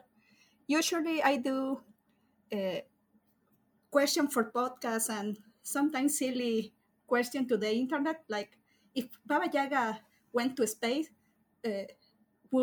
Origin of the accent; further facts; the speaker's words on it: Mexico; I'm from Mexico